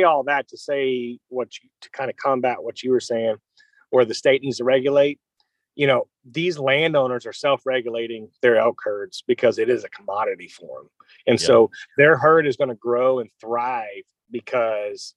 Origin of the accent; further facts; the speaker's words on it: Prague, Oklahoma, United States; I'm from Central Oklahoma